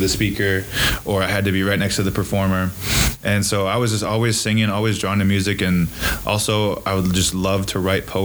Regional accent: Fall Creek, Wisconsin, United States; born or raised there; also born or lived in Marinette, Wisconsin / Eau Claire, Wisconsin

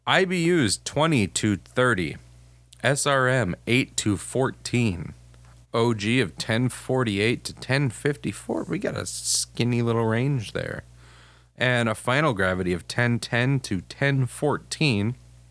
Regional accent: United States

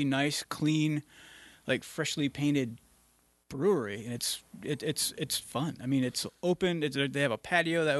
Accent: Frankfort, New York, United States; moved away; I'm originally from Central New York. I'm from a little town called Frankfort, which is about 30 minutes north of Cooperstown

